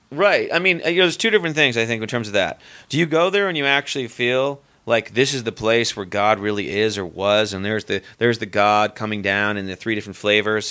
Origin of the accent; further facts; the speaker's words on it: near Boston, Massachusetts, United States; moved away; the town I grew up in near Boston